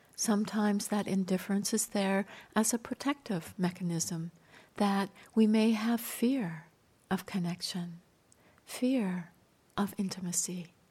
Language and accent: English; Canada; I grew up near the Rocky Mountains in Canada